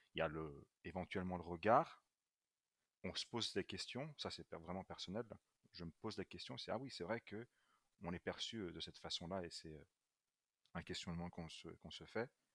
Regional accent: Luxembourg; moved away; also born or lived in Brussels, Belgium / France; je suis né à Bruxelles euh, d'un père italien et d'une mère éthiopienne, euh, mais j'ai fait toute ma scolarité euh, en français et particulièrement dans un lycée français. j'ai vécu principalement au Luxembourg

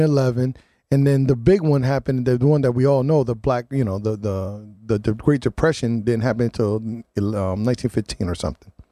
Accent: New Haven, Connecticut, United States; I grew up on Bassett between Winchester and New Hall.

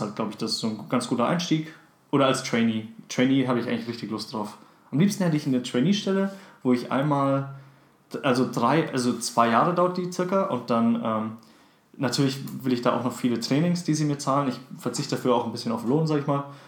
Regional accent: South Africa; now in Germany; dass ich gebürtiger Südafrikaner bin

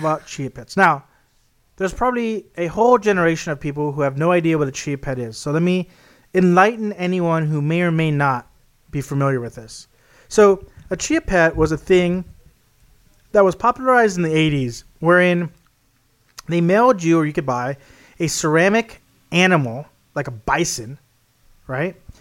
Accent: Texas, United States; my home state in Texas

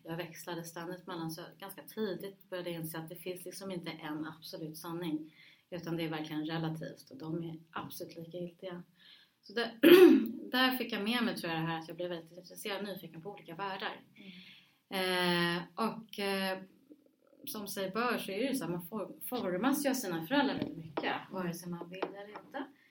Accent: Stockholm, Stockholm County, Sweden; also born or lived in Rinkeby; jag var liksom född i Rinkeby, hade vuxit upp i Husby och Huddinge

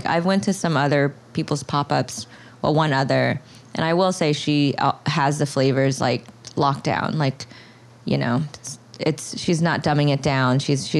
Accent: Florida, United States; moved away as an adult; also born or lived in Cambodia; now in Brooklyn, United States; I'm from Florida

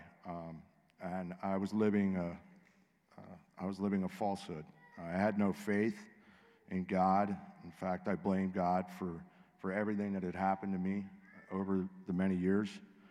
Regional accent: Pittsburgh, Pennsylvania, United States; I'm from Pittsburgh.

